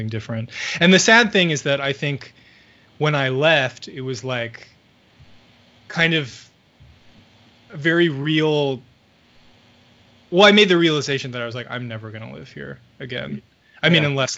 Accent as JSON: {"language": "English", "area": "the Bay Area", "region": "California", "country": "United States", "tie": "born or raised there", "also_born_or_lived": "San Francisco / Oakland", "moved": "yes", "said": "I grew up in the Bay Area and lived in San Francisco for like 4 years, and I lived in Oakland"}